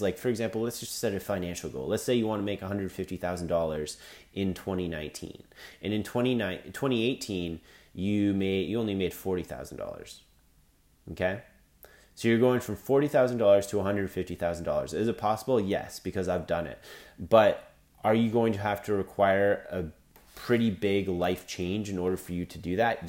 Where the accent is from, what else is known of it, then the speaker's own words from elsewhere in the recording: Canada; I'm Canadian